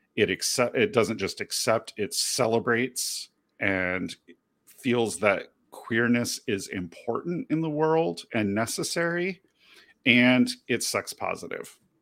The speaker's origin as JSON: {"language": "English", "country": "United Kingdom", "tie": "born or raised there", "said": "as a young child growing up in Great Britain"}